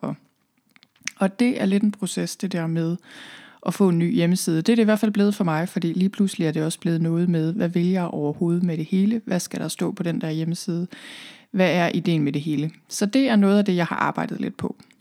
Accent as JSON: {"language": "Danish", "area": "Thy", "region": "North Denmark Region", "country": "Denmark", "tie": "born or raised there", "also_born_or_lived": "Copenhagen / London", "moved": "as an adult", "said": "Jeg er oprindeligt her fra Thy, hvor jeg sidder lige nu"}